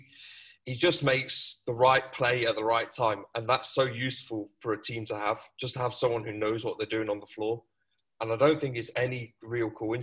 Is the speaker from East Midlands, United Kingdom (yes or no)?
yes; Nottingham, East Midlands, United Kingdom; accent: English; The UK, so more specifically Nottingham